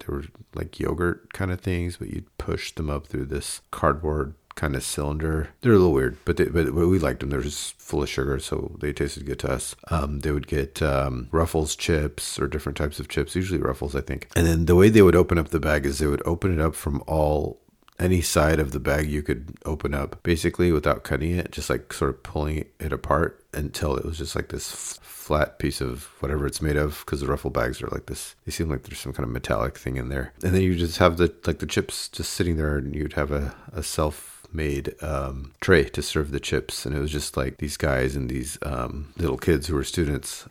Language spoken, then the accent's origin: English; Davis, California, United States; growing up in Davis